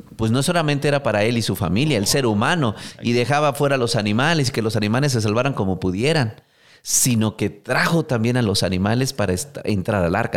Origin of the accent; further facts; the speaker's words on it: Mexico; como buen mexicano